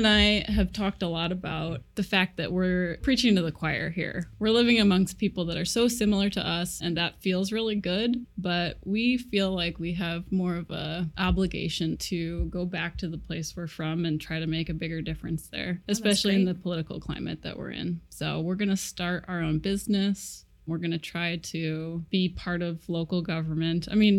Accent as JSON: {"language": "English", "region": "Iowa", "country": "United States", "tie": "born or raised there", "also_born_or_lived": "Chicago / Twin Cities", "moved": "yes", "lives_now": "Seattle, United States", "said": "I'm from Iowa, but I've lived in Chicago, Twin Cities, back to Iowa, mm-hmm. back to the Twin Cities, and then out here to Seattle."}